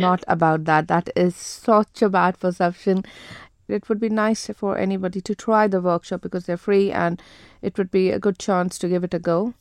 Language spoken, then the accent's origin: English; India; moved away as an adult; also born or lived in Jersey; born and brought up in India